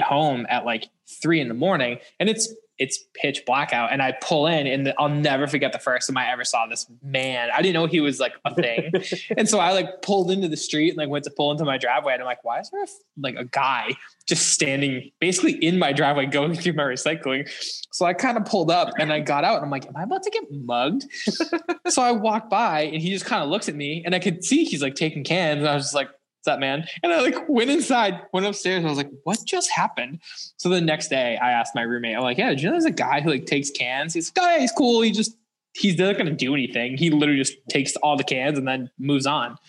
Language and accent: English; West Boylston, Massachusetts, United States; I grew up in West Boylston, but like I grew up on the Sterling side